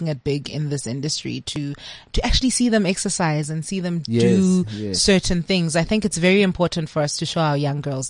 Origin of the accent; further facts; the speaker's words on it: South Africa; I'm South African.